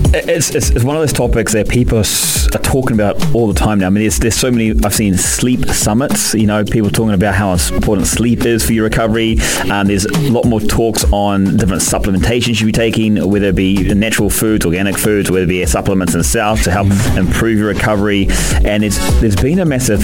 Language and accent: English; New Zealand; being a Kiwi